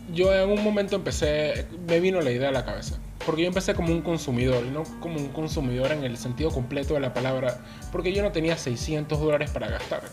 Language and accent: Spanish; Panama City, Panama; yo soy crecido y nacido aquí en la ciudad de Panamá